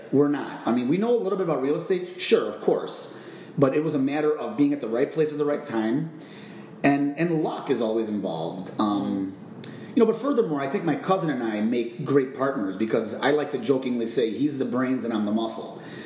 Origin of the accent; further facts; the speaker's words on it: Chicago, Illinois, United States; moved away as an adult; now in Phoenix, United States; I'm originally from Chicago, Illinois. Uh, I moved out to the Phoenix area almost two years ago